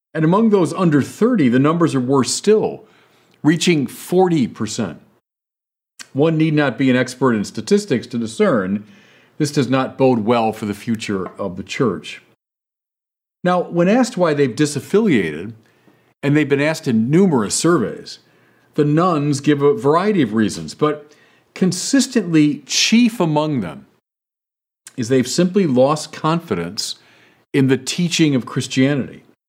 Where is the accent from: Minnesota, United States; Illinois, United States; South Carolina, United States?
Illinois, United States; Chicago; I'm from Chicago